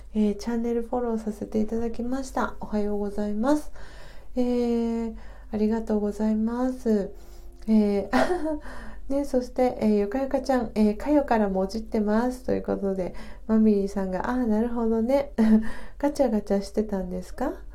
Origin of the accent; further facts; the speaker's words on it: Tokyo, Japan; 私はあの生まれも育ちも東京